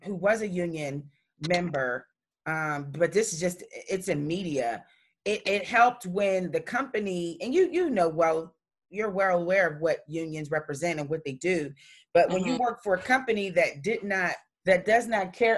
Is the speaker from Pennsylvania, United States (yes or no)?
yes; Pittsburgh, Pennsylvania, United States; I'm from Pittsburgh